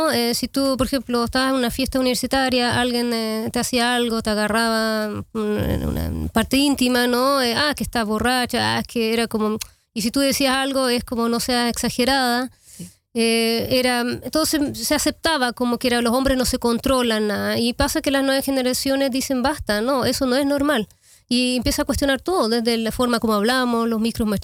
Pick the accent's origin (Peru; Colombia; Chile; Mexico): Chile; also born or lived in Amsterdam, Netherlands; yo soy eh, chilena holandesa, yo nací en Amsterdam y a los 10 años me fui a vivir a Chile y ahí vi 19 años eh, para volver en el 2005